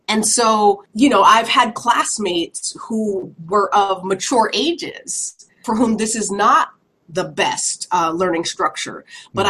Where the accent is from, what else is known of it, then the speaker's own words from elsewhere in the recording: Woodbury, United States; growing up in Woodbury